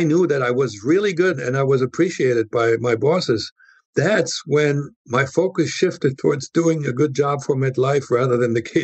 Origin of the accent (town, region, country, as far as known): Germany; moved away as an adult; now in United States